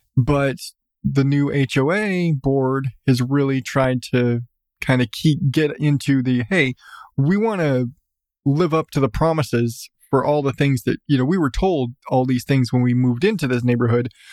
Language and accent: English; Southwest, United States; I come from Southwest.